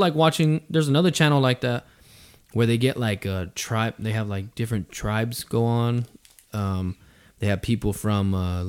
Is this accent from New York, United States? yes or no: yes; Queens, New York, United States; I'm from Southside Jamaica, Queens.